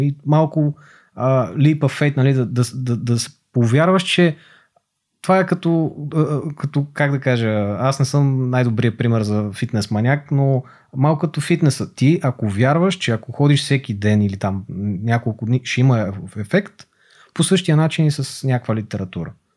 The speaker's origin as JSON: {"language": "Bulgarian", "town": "Montana", "region": "Montana Province", "country": "Bulgaria", "tie": "born or raised there", "also_born_or_lived": "Gabrovo", "moved": "as an adult", "lives_now": "Sofia, Bulgaria", "said": "роден съм в София, отраснал съм в Монтана, учил съм в Габро, след това се върнах в София"}